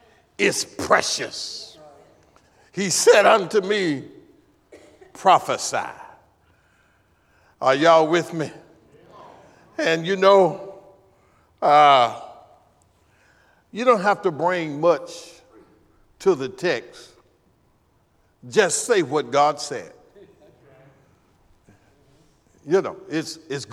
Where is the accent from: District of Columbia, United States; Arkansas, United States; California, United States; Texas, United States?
Arkansas, United States; El Dorado; I'm from El Dorado, Arkansas. El Dorado High School, class of 72